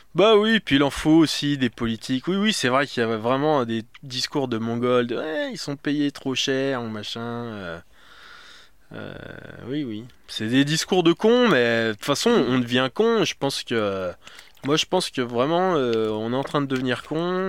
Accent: France; now in Paris, France; je suis français, j'ai grandi en province.

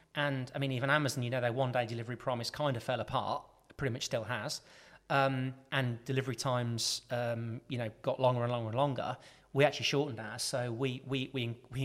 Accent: Birmingham, West Midlands, United Kingdom; we're all from Birmingham, my family

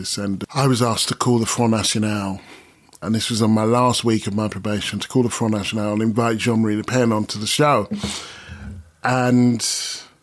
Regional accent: Stevenage, East of England, United Kingdom; moved away as an adult; also born or lived in United States; now in London, United Kingdom; I grew up in Stevenage

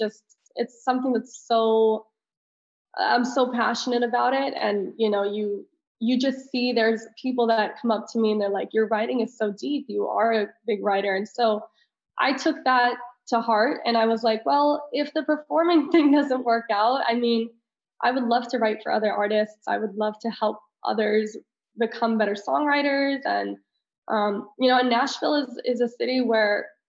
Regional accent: Italy; moved away; I'm very international. I grew up in Italy

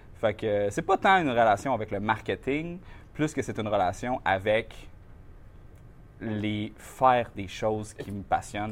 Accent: Saint-Georges-de-Champlain, Quebec, Canada; also born or lived in Shawinigan; je viens de Saint-Georges-de-Champlain, qui est une petite ville

